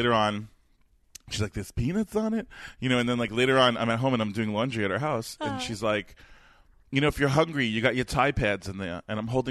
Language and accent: English; Coral Springs, Florida, United States; born or raised there; moved away